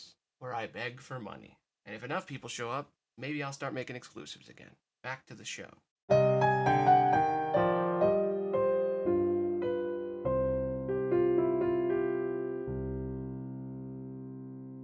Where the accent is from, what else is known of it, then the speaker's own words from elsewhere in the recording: United States; as an American